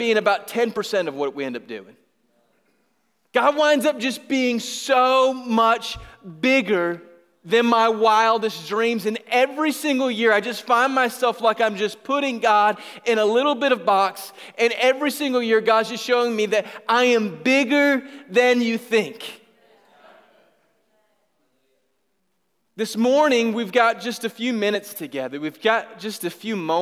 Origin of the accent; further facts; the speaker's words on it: Griffin, Georgia, United States; I was from Griffin, Georgia